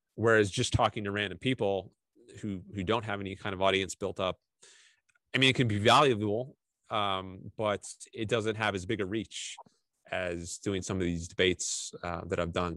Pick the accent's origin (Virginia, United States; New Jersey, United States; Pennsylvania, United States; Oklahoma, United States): Virginia, United States; Fairfax County, Northern; moved away as an adult; now in Southern California, United States; I was from Northern Virginia, pretty close to Washington D.C. So I could drive to Washington D.C. in like 20 minutes from where I grew up. So I was in Fairfax County